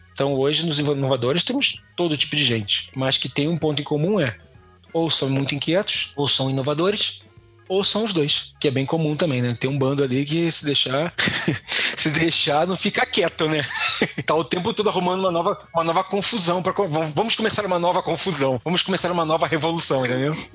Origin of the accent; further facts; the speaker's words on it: Niterói, Rio de Janeiro, Brazil; Sou de Niterói, do outro lado da ponte a famosa Ponte Rio-Niterói